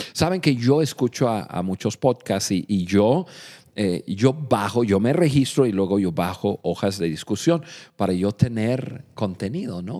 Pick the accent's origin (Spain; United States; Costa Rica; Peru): United States; Spanish is a second language; moved away as an adult; now in Mexico; Nosotros los dos somos nativos de, Estados Unidos, somos norteamericanos